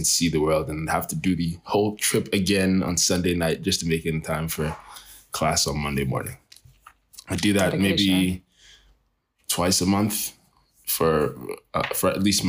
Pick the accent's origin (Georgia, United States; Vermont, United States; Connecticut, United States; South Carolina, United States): South Carolina, United States; Greenville; born there; also born or lived in Nigeria; I was born in Greenville, South Carolina. Moved to Nigeria. And then I lived in Nigeria for a few years.